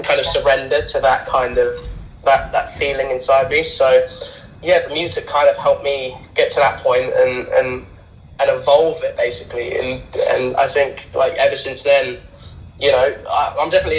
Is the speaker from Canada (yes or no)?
no; Bedford, East of England, United Kingdom; I'm from Bedford, and it's just completely different